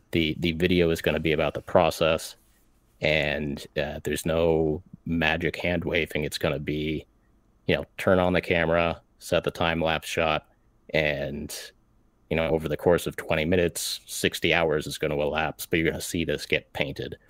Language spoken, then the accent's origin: English; United States; an American mini painter